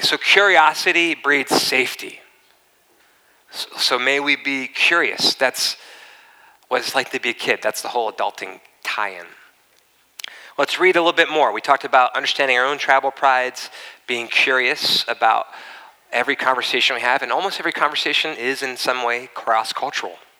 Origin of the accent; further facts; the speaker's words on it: East Coast, United States; also born or lived in La Costa, Carlsbad, California; now in Carlsbad, United States; I grew up in the East Coast.